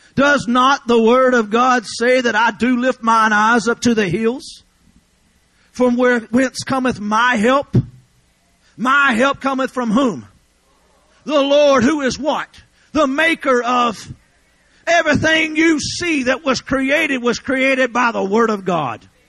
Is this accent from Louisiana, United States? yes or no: yes; Louisiana, United States; I'm from Louisiana